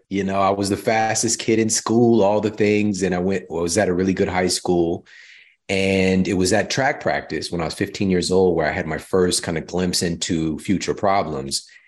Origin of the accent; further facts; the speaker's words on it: Midwest, United States; also born or lived in Missouri; now in California, United States; I'm from the Midwest